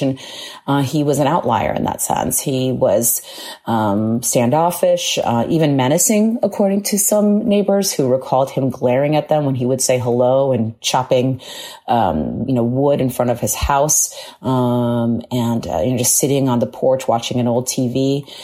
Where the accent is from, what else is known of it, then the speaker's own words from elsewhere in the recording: Long Island, New York, United States; Born and raised on Long Island